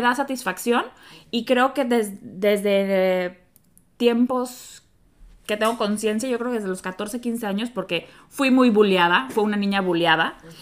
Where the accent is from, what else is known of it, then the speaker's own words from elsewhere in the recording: Mexico; como bonita latina, mexicana